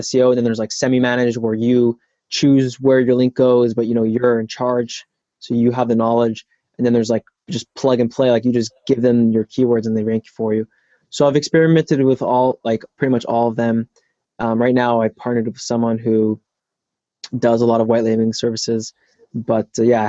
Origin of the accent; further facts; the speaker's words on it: Toronto, Ontario, Canada; moved away; I'm actually from Toronto. I'm not from the States